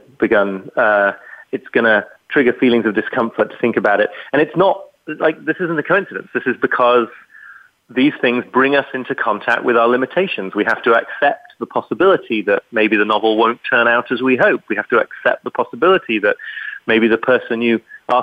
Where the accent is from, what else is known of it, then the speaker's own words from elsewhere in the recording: United Kingdom; accent: British; people hear my British accent